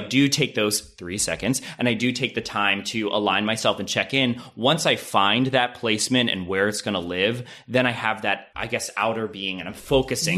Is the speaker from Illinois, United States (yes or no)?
no; Lancaster County, Pennsylvania, United States; now in Los Angeles, United States; I'm from Amishtown, Pennsylvania. So I think growing up in that area, it was very Republican